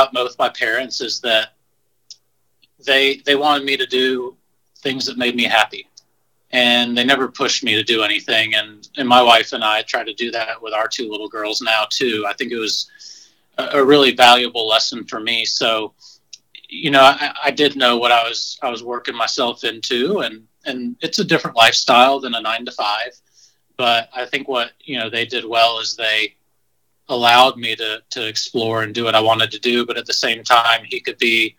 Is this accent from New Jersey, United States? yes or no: no; Greenville, South Carolina, United States; moved away; I grew up around Furman University, and had a great facility, and I played in high school